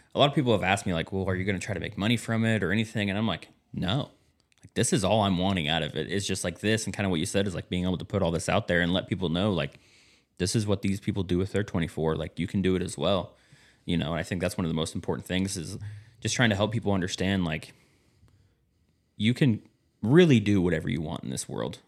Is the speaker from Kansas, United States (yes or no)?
yes; Kansas, United States; moved away; I'm from Kansas